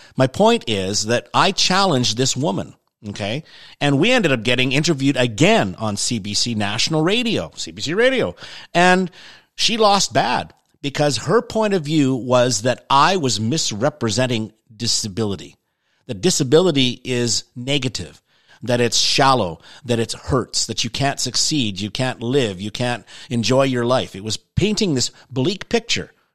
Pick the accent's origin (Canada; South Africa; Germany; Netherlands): Canada; I'm Canadian